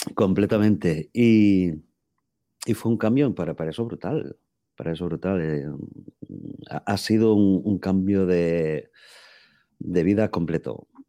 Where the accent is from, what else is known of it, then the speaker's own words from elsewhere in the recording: A Coruña, Galicia, Spain; moved away as an adult; soy gallego de La Coruña